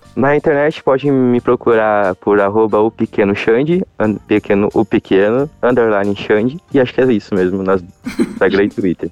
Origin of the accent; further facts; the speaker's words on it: Rio Azul, Paraná, Brazil; eu sou do interior do Paraná. Sou de Rio Azul, Rio Azul, Paraná